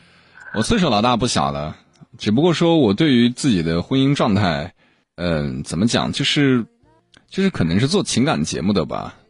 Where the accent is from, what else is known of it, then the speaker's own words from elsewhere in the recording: Tianshui, Gansu, China; 我是天水。